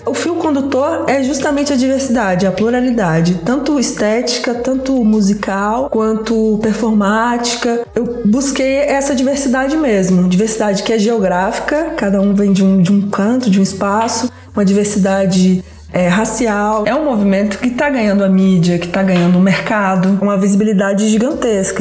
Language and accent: Portuguese; Resende Costa, Minas Gerais, Brazil; na cidade onde eu nasci, no interior de Minas Gerais, chama Resende Costa